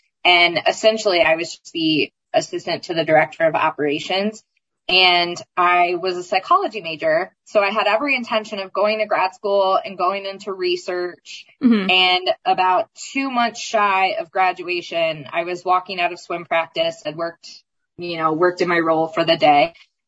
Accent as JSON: {"language": "English", "region": "East Coast", "country": "United States", "also_born_or_lived": "Indiana", "moved": "yes", "said": "I never had any hesitation about leaving Indiana. I'm originally from the East Coast. So Indiana was never really home."}